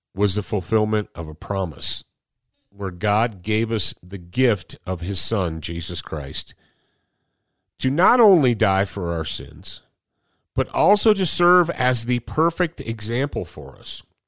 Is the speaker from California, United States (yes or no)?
no; Michigan, United States; moved away; we grew up in Michigan when I was a little kid. When I was a little kid and was in elementary school and junior high and so forth, we were in Michigan